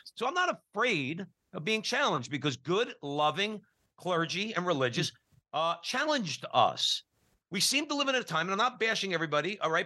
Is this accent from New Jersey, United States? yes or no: yes; New Jersey, United States; We're all from New Jersey growing up going to public grammar school